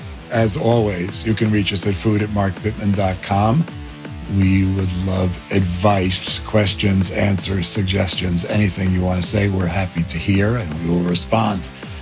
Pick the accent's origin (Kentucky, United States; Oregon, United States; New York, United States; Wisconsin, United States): New York, United States; And in New York, at least, which is my hometown